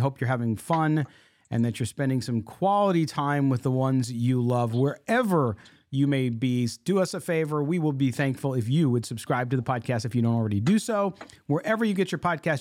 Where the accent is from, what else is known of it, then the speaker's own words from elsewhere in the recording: San Diego, California, United States; now in Midwest, United States; growing up in San Diego